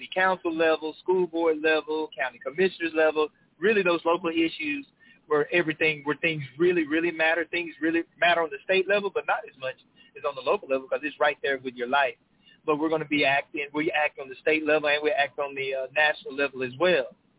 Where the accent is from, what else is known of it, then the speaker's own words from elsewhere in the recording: Henderson, Texas, United States; also born or lived in Houston, Texas; born and raised in Henderson, Texas